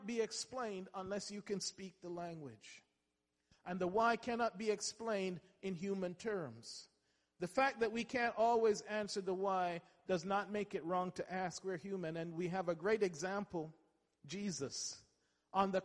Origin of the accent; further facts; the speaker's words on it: England, United Kingdom; I went to school and I grew up in England